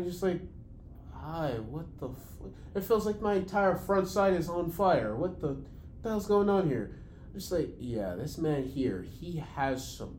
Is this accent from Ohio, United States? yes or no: no; Brooklyn, New York, United States; Yeah, we're from Brooklyn.